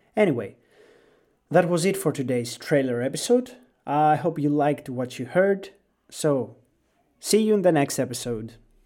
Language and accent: English; Greece; English is a second language; I was born and raised in Greece